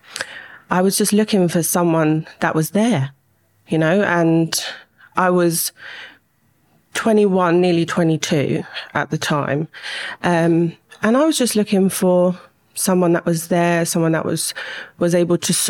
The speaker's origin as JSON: {"language": "English", "region": "London", "country": "United Kingdom", "tie": "born or raised there", "said": "I grew up in West London, went to school there"}